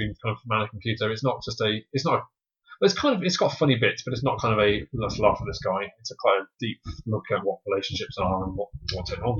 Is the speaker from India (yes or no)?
no; United Kingdom; I'm British.